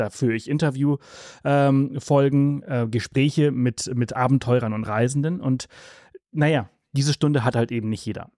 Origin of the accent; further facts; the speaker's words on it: Mallorca, Balearic Islands, Spain; also born or lived in Southern Germany; now in Germany; Wir haben die letzten zwei Jahre auf Mallorca gelebt, da wo ich herkomme. Ich bin dort geboren und aufgewachsen